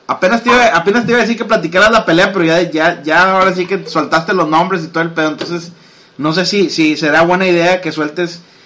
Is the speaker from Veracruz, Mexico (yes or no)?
no; Monterrey, Nuevo León, Mexico; todos somos de Monterrey